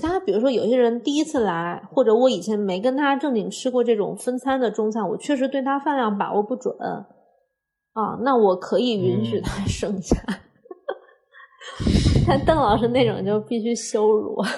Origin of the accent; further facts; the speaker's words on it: Hunan, China; 我是湖南人